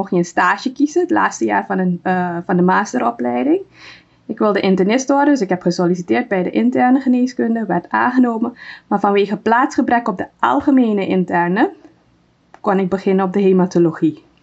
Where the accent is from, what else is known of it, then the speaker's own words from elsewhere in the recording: Suriname; now in Netherlands; Ik ben eh, geboren en getogen in Suriname. Ehm, in 2005 ben ik